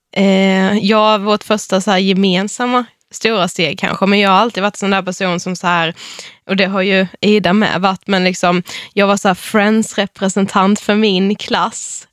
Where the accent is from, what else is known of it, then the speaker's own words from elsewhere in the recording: Karlshamn, Blekinge, Sweden; Vi kommer från Karlshamn i Blekinge